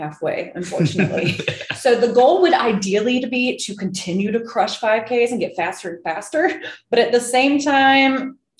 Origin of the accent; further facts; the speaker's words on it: Greenville, South Carolina, United States; moved away as an adult; also born or lived in Florida; I am originally from Greenville, South Carolina.